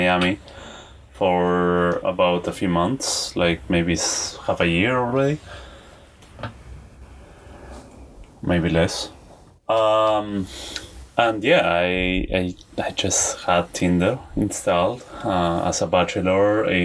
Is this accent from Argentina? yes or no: yes; Argentina; I am from Argentina